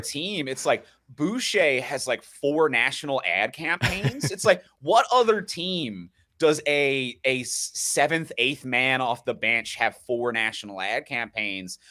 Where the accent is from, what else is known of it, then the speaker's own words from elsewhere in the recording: Newfoundland and Labrador, Canada; moved away as an adult; now in Toronto, Canada; I grew up in Newfoundland, so I'm not a born and raised Torontonian